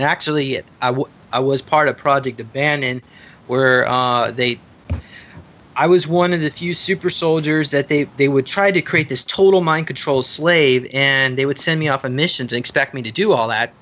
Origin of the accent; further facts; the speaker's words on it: Charlotte, North Carolina, United States; I grew up in Charlotte, North Carolina